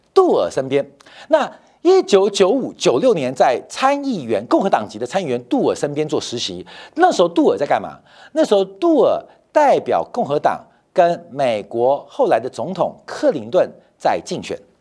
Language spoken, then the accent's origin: Chinese; Taiwan; also born or lived in Shandong (ancestral); 就像我山东人。要生小孩的时候回山东生一样，虽然我是台湾人啊，但我的祖籍山东